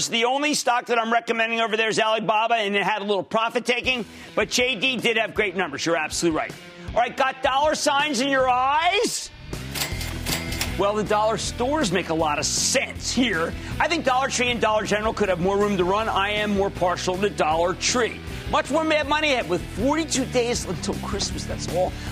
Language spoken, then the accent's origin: English; Philadelphia, Pennsylvania, United States; I'm from Philadelphia, from Philadelphia, New York